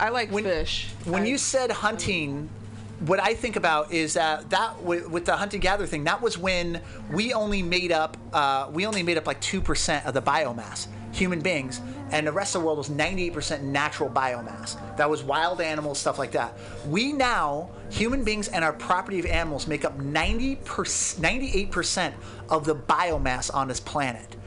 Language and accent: English; the Northwest, Pacific Northwest, United States; now in California, United States; I grew up in the Northwest with, uh, like my family.